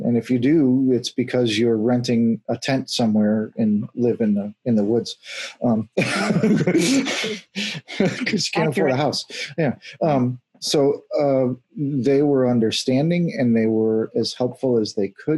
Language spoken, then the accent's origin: English; Houston, Texas, United States; I grew up in Houston.